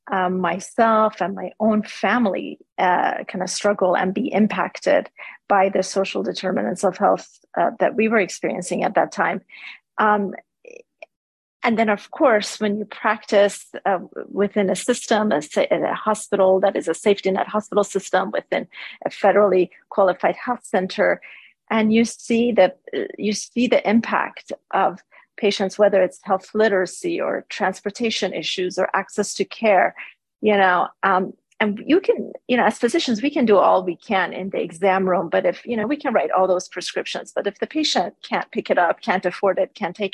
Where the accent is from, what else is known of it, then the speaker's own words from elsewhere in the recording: Iran; moved away; also born or lived in Canada; I grew up in Iran, where my family was persecuted for our beliefs